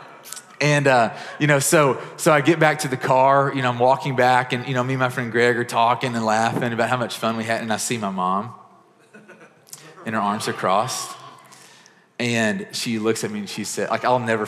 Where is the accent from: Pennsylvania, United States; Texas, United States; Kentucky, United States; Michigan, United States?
Kentucky, United States; Murray; the small town I grew up in Murray, Kentucky